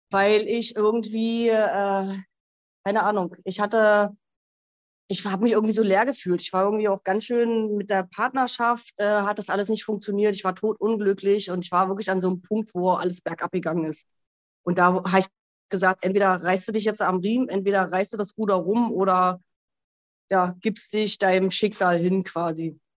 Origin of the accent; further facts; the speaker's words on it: Berlin, Germany; now in Switzerland; ähm, 42 Jahre alt. Ich wohne in der Schweiz, ursprünglich aus Berlin